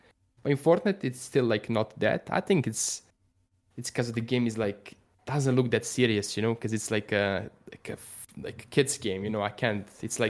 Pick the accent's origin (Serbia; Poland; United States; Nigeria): Serbia; Like I grew up like in Serbia, when you watch stuff, that's what I do with like sports stuff.